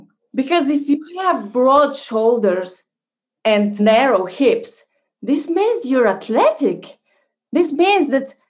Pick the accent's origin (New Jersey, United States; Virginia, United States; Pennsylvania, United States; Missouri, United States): Virginia, United States